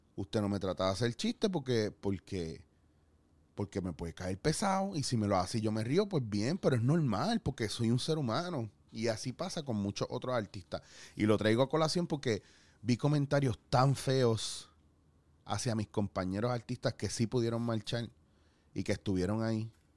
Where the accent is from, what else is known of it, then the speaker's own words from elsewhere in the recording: Puerto Rico; como puertorriqueños